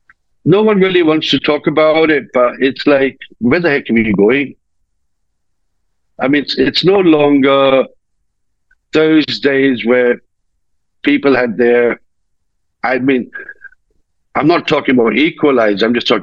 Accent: India; moved away as an adult; I was brought up in India. I was brought up in India for about 18 years.

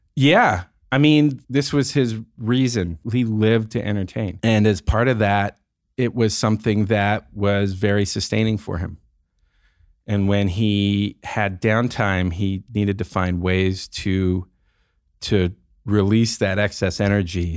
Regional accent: San Francisco, California, United States; the life that I experienced growing up in the Bay Area in San Francisco

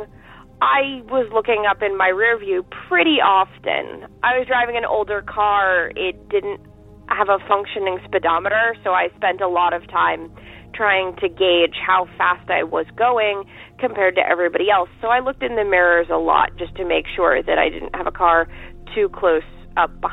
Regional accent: Boston, Massachusetts, United States; I'm also from the Boston area

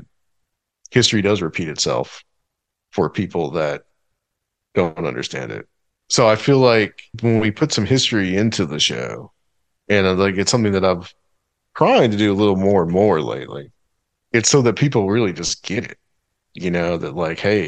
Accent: Chattanooga, Tennessee, United States; I grew up around Civil War monuments, okay? Because you have the battles that were in Chattanooga.

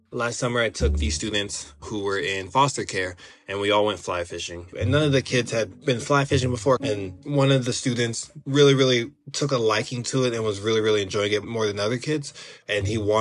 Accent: Denver, Colorado, United States; I am from Denver, Colorado, and I live in Denver, Colorado

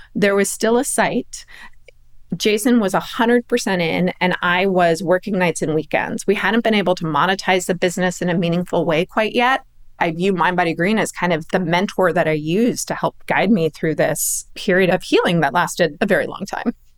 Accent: Palos Verdes, California, United States; I grew up in Palos Verdes, which is tennis country.

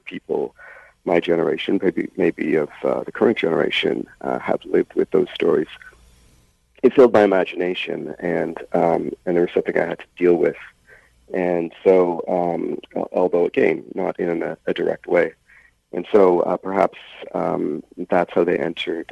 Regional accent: Toronto, Ontario, Canada; I grew up in Scarborough

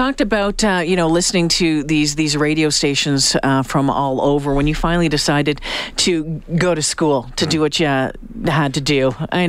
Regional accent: Smiths Falls, Belleville area, Southern Ontario, Canada; So I grew up in Southern Ontario, Smith Falls, Belleville area. So on Lake Ontario

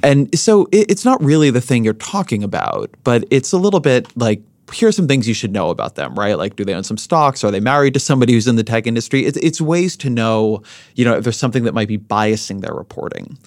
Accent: Southern California, United States; I grew up in Southern California

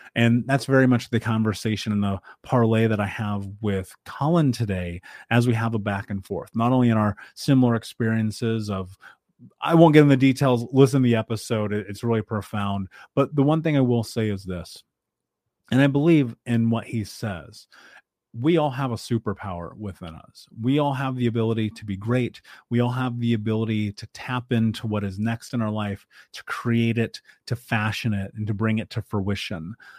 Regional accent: Midwest, United States; I grew up in the Midwest

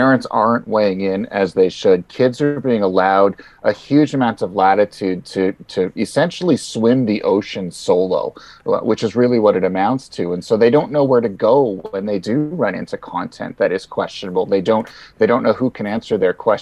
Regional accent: Canada; being Canadian, I remember full well what it's like in the middle of winter

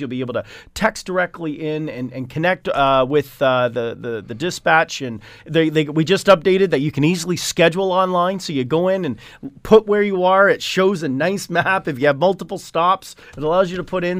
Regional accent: Hamilton, Ontario, Canada; I am from Hamilton

